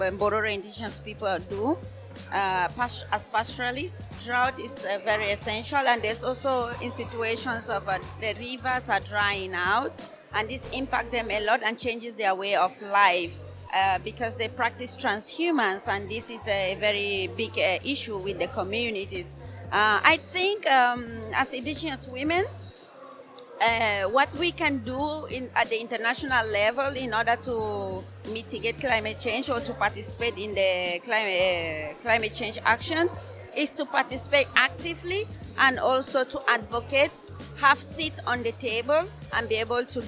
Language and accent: English; Cameroon; I am from Cameroon